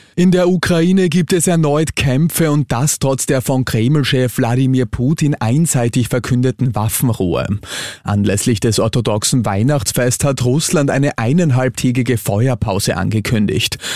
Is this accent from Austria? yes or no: yes; Austria; bei uns in Österreich